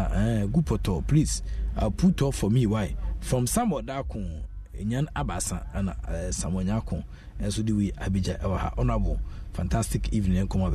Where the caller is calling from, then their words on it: Maryland, United States; Say, Chairman, I'm listening from Maryland.